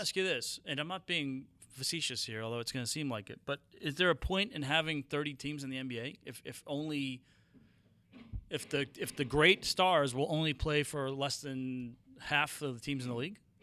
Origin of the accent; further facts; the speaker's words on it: Boston, Massachusetts, United States; moved away; I grew up in Boston, uh, in my, my formative years in the eighties